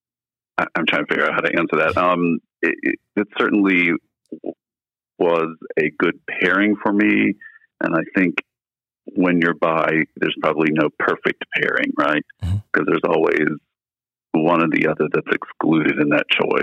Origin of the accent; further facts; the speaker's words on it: Midwest, United States; I grew up in the Midwest